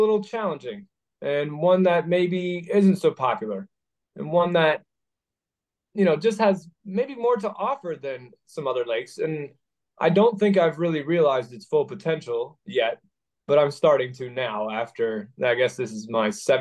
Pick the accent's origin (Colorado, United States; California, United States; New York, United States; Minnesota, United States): Minnesota, United States; near Minneapolis; also born or lived in Idaho; now in Pennsylvania, United States; I grew up in Minnesota, near Minneapolis in a small town